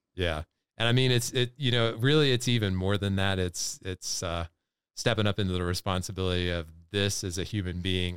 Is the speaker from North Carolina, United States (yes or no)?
yes; North Carolina, United States; we're from North Carolina